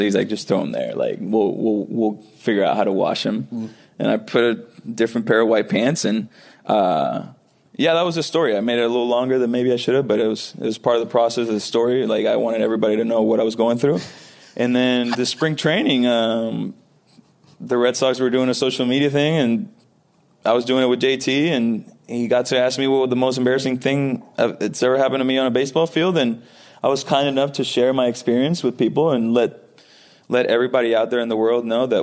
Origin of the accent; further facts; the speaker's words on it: Puerto Rico; moved away; growing up in Puerto Rico, baseball is definitely a number one sport.